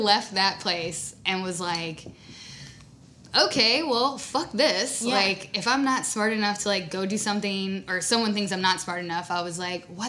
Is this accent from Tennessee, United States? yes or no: yes; Dover, Tennessee, United States; also born or lived in Kentucky; now in Nashville, United States; I grew up in Dover, Tennessee. It's like where the land between the lakes are.